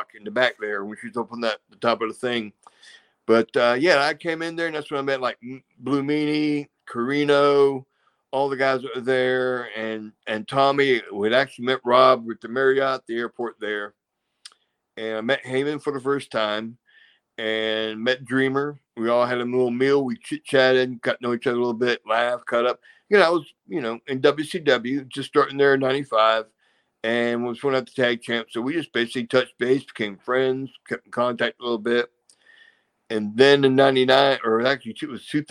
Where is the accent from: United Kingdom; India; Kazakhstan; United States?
United States; Savannah, Georgia; also born or lived in Atlanta, Georgia; I grew up in Savannah, Georgia